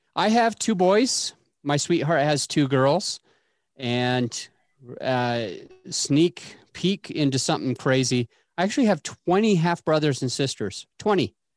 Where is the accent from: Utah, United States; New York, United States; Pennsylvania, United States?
Utah, United States; I grew up in Utah